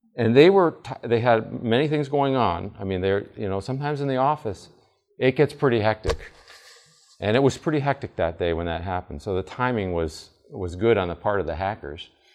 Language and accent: English; Vermont, United States; I grew up in Vermont.